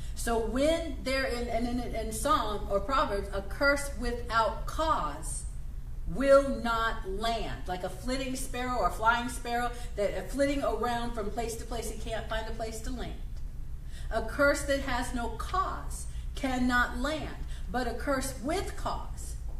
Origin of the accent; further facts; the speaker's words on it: United States; I'm not Canadian, I'm American